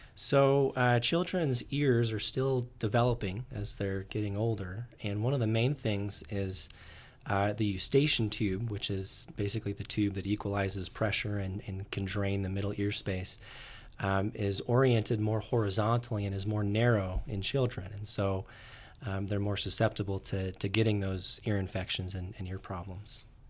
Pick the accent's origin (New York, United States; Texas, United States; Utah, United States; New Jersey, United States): Utah, United States; Orem; I grew up in Orem, Utah